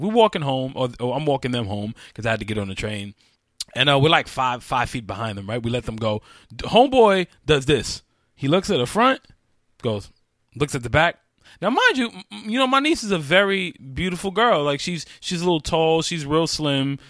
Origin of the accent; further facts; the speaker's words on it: New York, United States; I'm from New York.